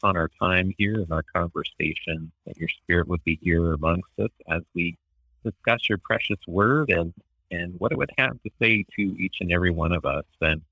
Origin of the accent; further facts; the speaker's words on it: Ogden, Utah, United States; moved away as an adult; also born or lived in St. Louis, Missouri / Minnesota / Logan, Utah; now in Ashland, United States; I was born and raised in Ogden, Utah